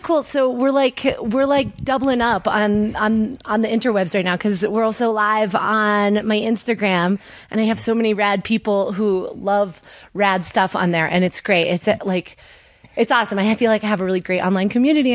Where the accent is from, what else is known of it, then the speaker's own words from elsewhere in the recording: Connecticut, United States; moved away as an adult; I grew up in Connecticut